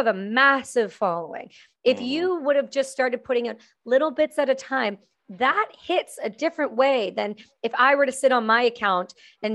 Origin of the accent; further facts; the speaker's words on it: Canada; I'm Canadian